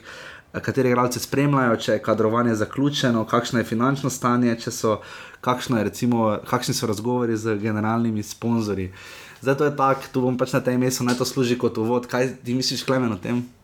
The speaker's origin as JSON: {"language": "Slovenian", "town": "Maribor", "country": "Slovenia", "said": "smo Mariborčani"}